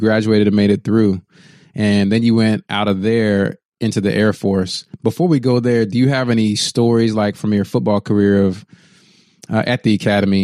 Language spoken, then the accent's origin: English; Texas, United States; I grew up in Texas